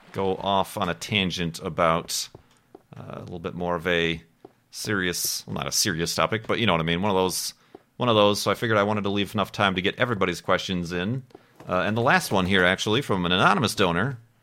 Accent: Chicago, Illinois, United States; I'm from Chicago

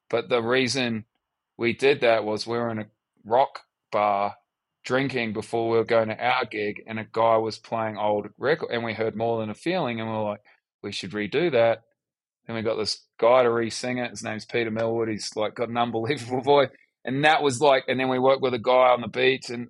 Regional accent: Australia; also born or lived in New Zealand; Like if you met me uh, in uh, America and I, you'd say where you from, I say I'm from Australia you know. And then if as we talk deeper, then it would be, oh well, I'm actually born in New Zealand

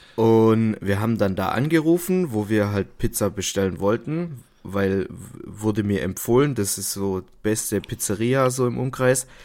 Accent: the South, Southern Germany, Germany; bei uns im Süden

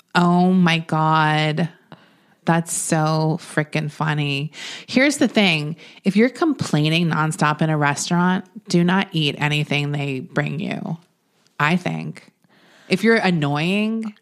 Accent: Florida, United States; moved away; I'm from Florida

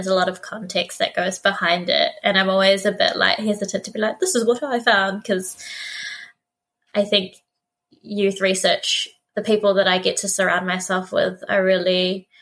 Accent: New Zealand; also born or lived in Philippines / Otorohanga, New Zealand; we moved to New Zealand in the late 90s, and as a Filipino family, we were definitely one of the sort of firsts

